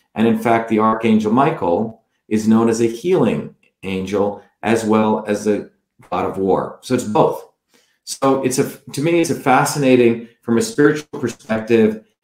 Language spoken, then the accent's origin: English; South India, India; moved away; growing up in India